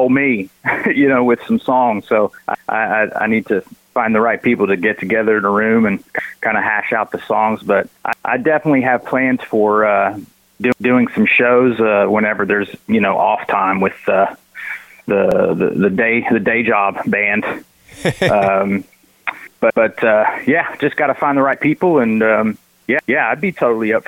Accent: Tennessee, United States; I'm from Tennessee.

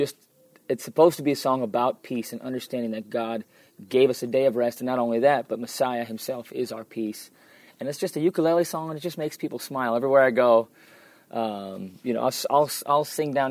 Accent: United States; moved away as an adult; now in Israel; I grew up in the States

